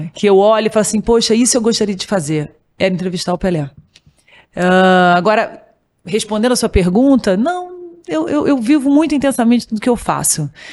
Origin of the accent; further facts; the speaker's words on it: Rio de Janeiro, Brazil; eu sou do Rio de Janeiro, que é no Brasil